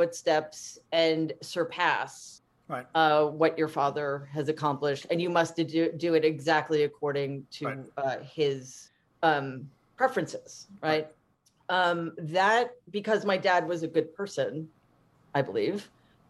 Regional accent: New York City, New York, United States; I grew up in Jamaica, Queens

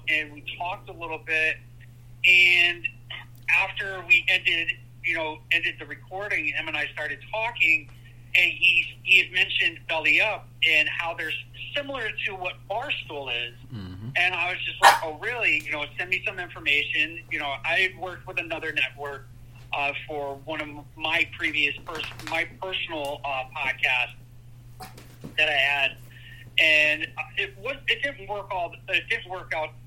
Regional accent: Connecticut, United States; also born or lived in Birmingham, Alabama / Massachusetts; Ended up moving up to Massachusetts when I was about 6 years old. And then after that, I moved to Connecticut. And that's where I've been since, I don't know, probably 90, 91

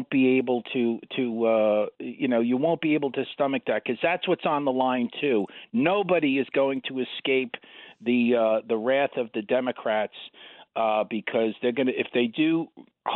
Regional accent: New York City, New York, United States; I'm an Irish hooligan from Queens

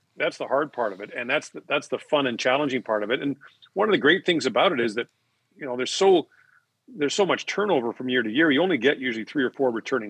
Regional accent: Edmonton, Alberta, Canada; moved away as an adult; now in Toronto, Canada; I'm in Edmonton doing this now. I grew up here and worked here.

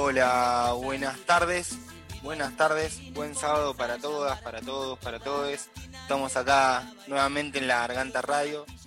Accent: Córdoba, Argentina; yo soy de Córdoba

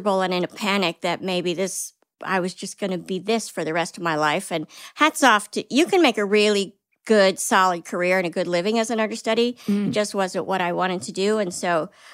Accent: Washington, District of Columbia, United States; moved away as an adult; also born or lived in New York; I grew up in Washington, D.C.

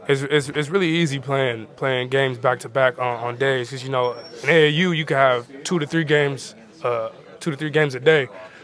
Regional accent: Seattle, Washington, United States; moved away; That's where we come from. When we come from Seattle, it's really a place of just a lot of competition

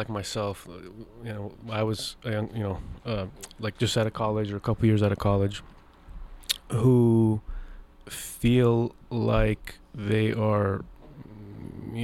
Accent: Seattle, Washington, United States; I grew up in Seattle, you know, shoreline area

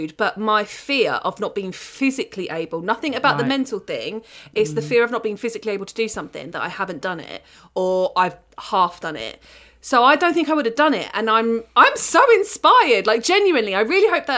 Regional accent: Kent, South East England, United Kingdom; I'm from Kent

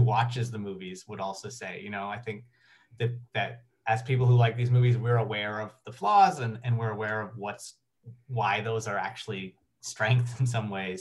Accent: Canada; I'm, I'm from Canada and in the Canadian film industry

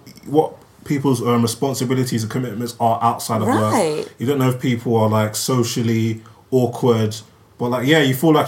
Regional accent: Nigeria; But obviously, us being both Nigerian and black

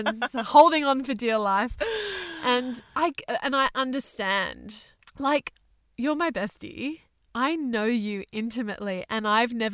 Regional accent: Thailand; I was born in Thailand.

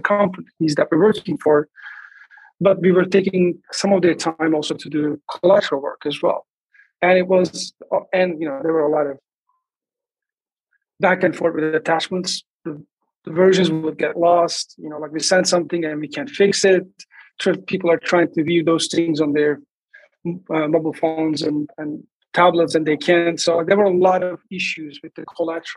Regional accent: Istanbul, Turkey; moved away as an adult; now in Los Angeles, United States; I'm originally from Turkey, Istanbul, and I moved to LA in 2003

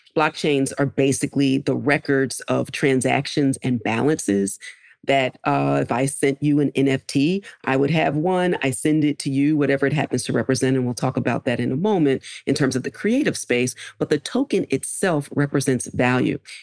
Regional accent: Philadelphia, Pennsylvania, United States; I grew up in Philadelphia

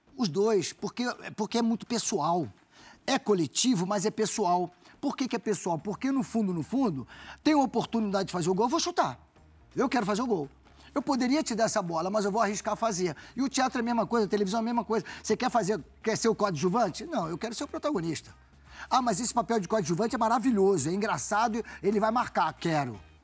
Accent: Rio de Janeiro, Brazil; eu nasci ali em São Cristóvão. Então, minha infância foi dentro do Vasco

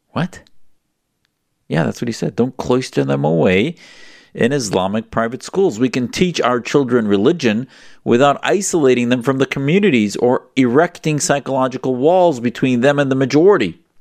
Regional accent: United States; as an American Muslim

